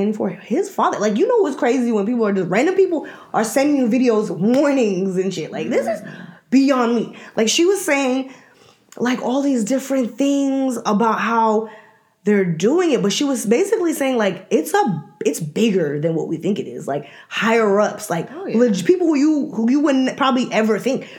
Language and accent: English; New York, United States; also born or lived in Washington, D.C.; now in Atlanta, United States; we are from New York, and we lived in D.C. I remember us living in New York